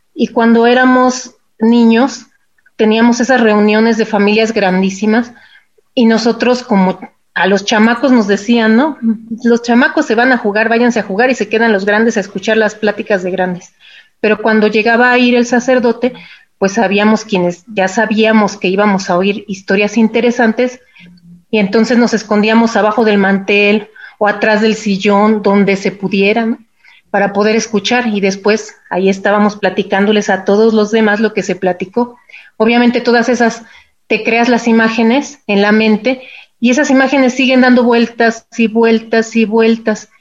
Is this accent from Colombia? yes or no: no; Mexico City, Mexico; Yo ya nací en la Ciudad de México